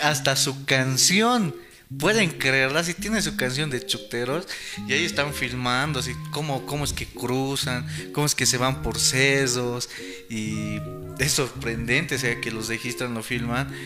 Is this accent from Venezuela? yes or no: no; Bolivia; como, como bolivianos